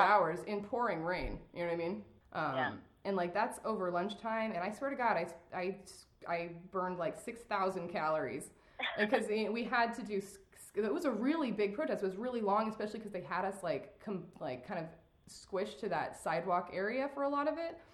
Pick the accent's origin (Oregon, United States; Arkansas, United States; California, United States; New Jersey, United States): Oregon, United States; now in Tennessee, United States; I'm from Oregon